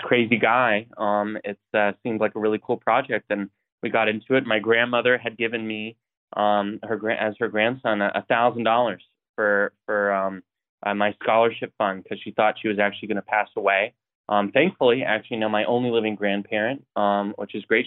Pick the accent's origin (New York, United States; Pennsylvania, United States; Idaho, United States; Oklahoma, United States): Idaho, United States; Coeur d'Alene; I grew up in in Idaho, North Idaho, um, and uh, Coeur d'Alene